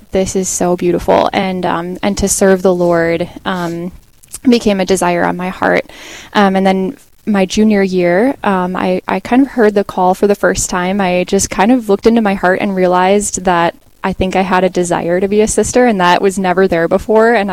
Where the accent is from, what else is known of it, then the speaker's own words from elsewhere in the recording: Carlton, Minnesota, United States; I grew up in Carlton, Minnesota, so not too far from here.